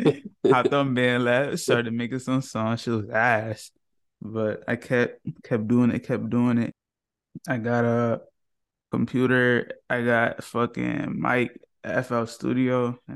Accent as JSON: {"language": "English", "area": "Long Island", "region": "New York", "country": "United States", "said": "I'm from New York. Long Island."}